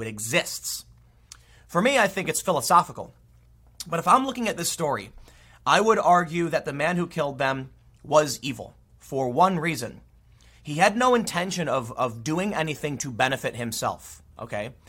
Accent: United States; I'm an American. I had an American passport in my pocket

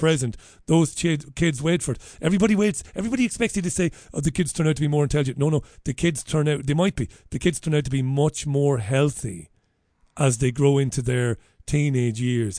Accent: Waterford, Munster, Ireland; I grew up in Ballybeig in Waterford in the seventies and early eighties

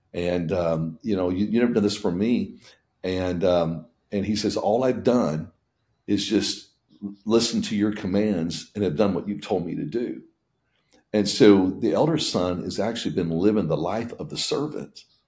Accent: Indiana, United States; moved away; also born or lived in Tennessee; I grew up in Indiana

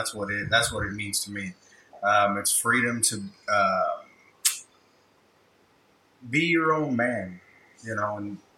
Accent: Fort Worth, Texas, United States; now in Haltom City, United States; I was born in Fort Worth, Texas, and I currently live in Houghton City. Lived in Fort Worth, Texas for 20 years

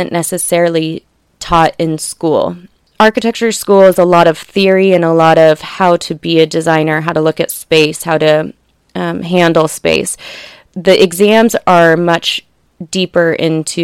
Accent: La Jolla, California, United States; Growing up in La Jolla

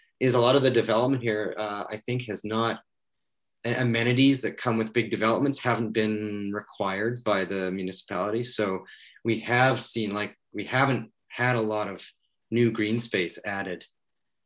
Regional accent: Vancouver, British Columbia, Canada; I grew up in Vancouver

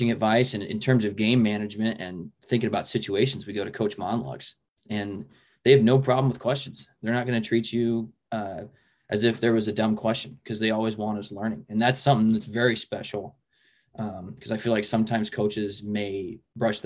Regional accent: Papillion, Nebraska, United States; I grew up in Papillion, Nebraska, so I'm literally 10 minutes down the road from Bellevue

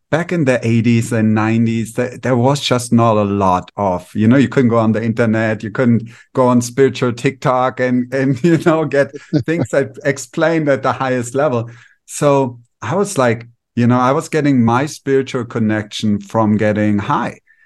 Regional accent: Germany; moved away as an adult; also born or lived in India; now in Mexico; I grew up in Germany, regular childhood.

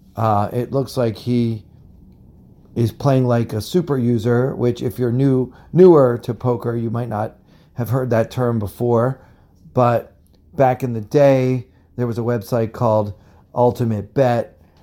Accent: United States; I am from America

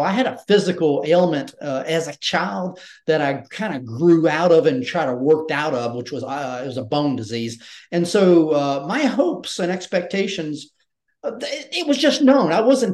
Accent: Georgia and then South Carolina, United States; I had a regular Southern, I'm from Georgia and then South Carolina.

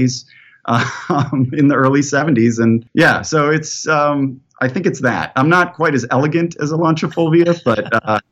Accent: Midwest, United States; moved away; also born or lived in Los Angeles, California; As a Midwesterner who lived in Los Angeles

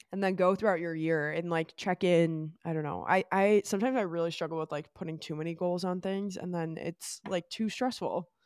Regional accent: Great Lakes area, Midwest, United States; we're both from Great Lakes area

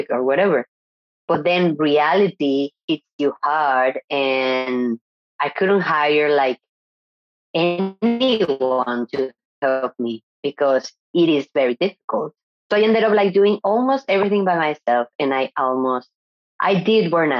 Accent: Mexico; English is a second language; moved away as an adult; also born or lived in Monterrey, Mexico / France / Barcelona, Spain / Nicaragua; now in San Sebastian, Spain; I was born in Mexico and I lived there until maybe 22

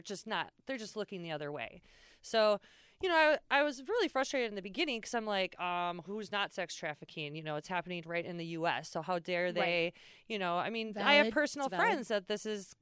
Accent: United States; I was just born there

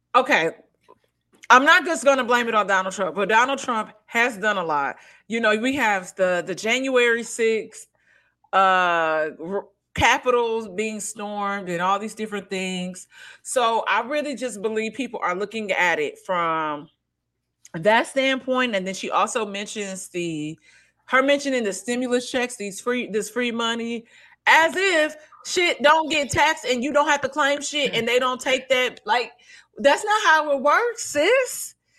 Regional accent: St. Louis, Missouri, United States; accent: country; moved away as an adult; now in Los Angeles, United States; living in Saint Louis, growing up in Saint Louis

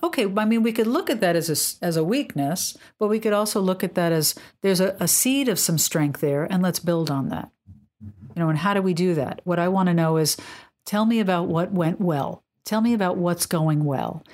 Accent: New York, United States; moved away; I'm from New York, and, um, when I was living in New York in the eighties

